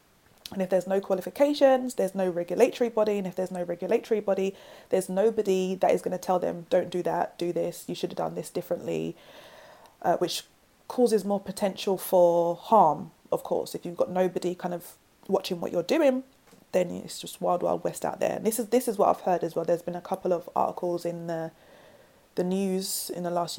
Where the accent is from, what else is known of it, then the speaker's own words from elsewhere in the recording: London, United Kingdom; accent: South London; And I've got like my braids, my South London accent.